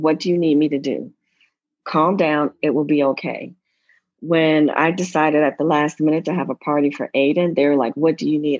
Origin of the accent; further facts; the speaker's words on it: United States; moved away as an adult; also born or lived in Zimbabwe / South Africa; now in Nigeria; being an American